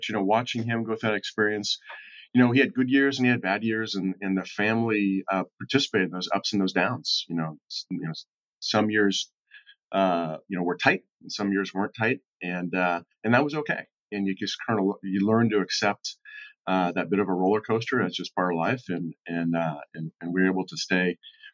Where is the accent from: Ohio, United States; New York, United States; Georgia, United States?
Ohio, United States; Cincinnati; born and raised in Southern Ohio in Cincinnati